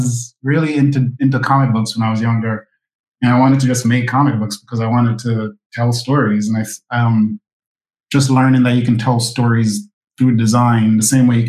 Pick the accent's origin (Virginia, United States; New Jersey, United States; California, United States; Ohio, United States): New Jersey, United States; also born or lived in Portland Parish, Jamaica / Plainfield, New Jersey / Piscataway, New Jersey; now in Brooklyn, United States; I was born in Jamaica and grew up in New Jersey. Yeah, and then came to New York to go to school.